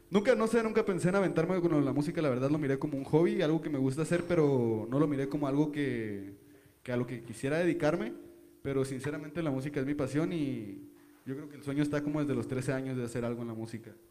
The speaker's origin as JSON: {"language": "Spanish", "town": "Ensenada", "region": "Baja California", "country": "Mexico", "lives_now": "Denver, United States", "said": "No, pues mi familia es de Ensenada, yo soy de Ensenada, yo nací en Ensenada"}